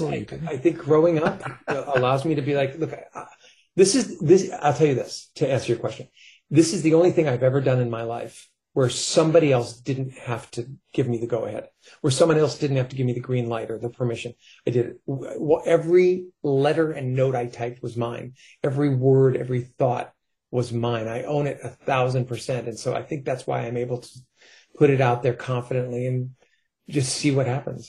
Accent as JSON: {"language": "English", "region": "New York", "country": "United States", "tie": "born or raised there", "moved": "yes", "lives_now": "California, United States", "said": "I grew up in New York. I had to move to California just to get away from those voices"}